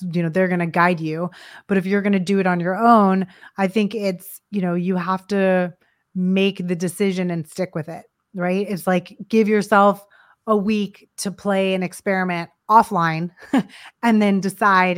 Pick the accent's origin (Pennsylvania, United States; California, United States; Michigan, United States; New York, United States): California, United States; Los Angeles; moved away; I was from Los Angeles and I was designing movie posters